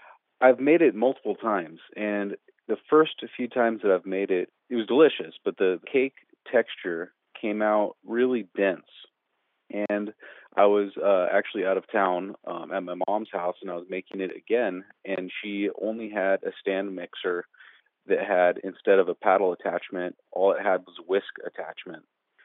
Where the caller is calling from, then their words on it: Fresno, California, United States; Fresno, California.